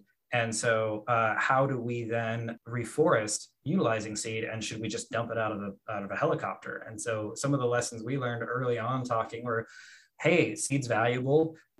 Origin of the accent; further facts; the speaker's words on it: Colombia; in the Marandua region of Colombia, and wanted to figure out, okay, well, let's take a look and see what people are doing in my home country for as far as planting trees.